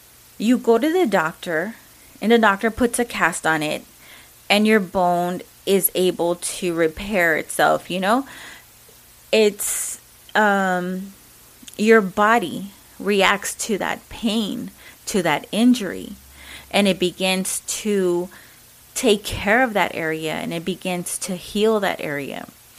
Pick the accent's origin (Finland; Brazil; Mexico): Mexico; accent: Mexican; English is a second language; Sorry, you know, my Mexican accent.